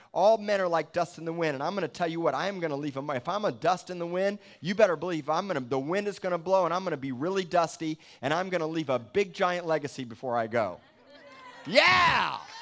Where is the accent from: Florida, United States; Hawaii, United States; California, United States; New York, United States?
Florida, United States; Miami; moved away; I came from Miami.